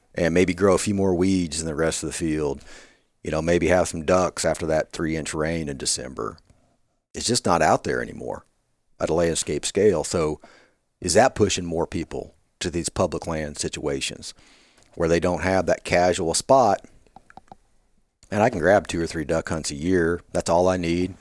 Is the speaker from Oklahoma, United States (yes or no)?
no; Kansas, United States; moved away as an adult; also born or lived in Davis, California; now in Arkansas, United States; I grew up in Kansas